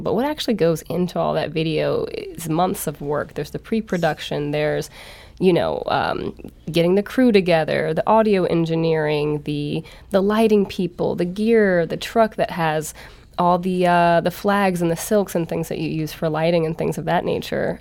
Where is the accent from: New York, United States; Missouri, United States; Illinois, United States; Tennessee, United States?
Missouri, United States; St. Louis; also born or lived in New Orleans / Chicago; I'm born and raised in Saint Louis